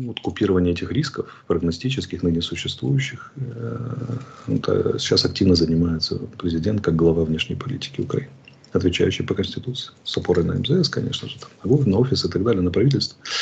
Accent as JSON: {"language": "Russian", "country": "Georgia", "tie": "born or raised there", "moved": "yes", "lives_now": "Ukraine", "said": "прекрасной страной моей малой родины"}